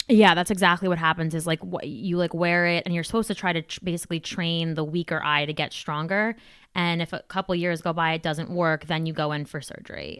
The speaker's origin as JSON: {"language": "English", "region": "New Jersey", "country": "United States", "said": "I'm from Jersey"}